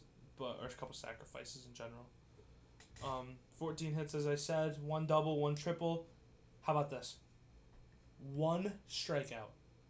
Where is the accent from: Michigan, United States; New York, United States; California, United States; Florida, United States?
New York, United States; about 45 minutes from Albany; Albany, which is about 45 minutes away from me